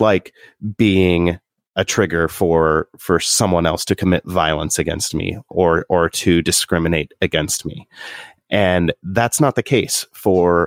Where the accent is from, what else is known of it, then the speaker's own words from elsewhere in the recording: Southern Indiana, United States; Growing up in Southern Indiana